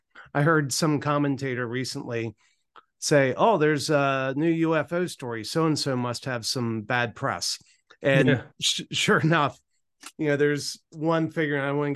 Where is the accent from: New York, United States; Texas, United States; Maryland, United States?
Maryland, United States; I grew up on the Eastern Shore of Maryland, and I grew up right on the Choptank River, which is, you know, a tributary of the Chesapeake Bay.